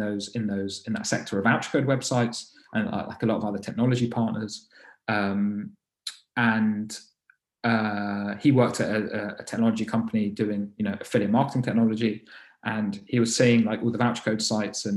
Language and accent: English; London, United Kingdom; I was born and raised in London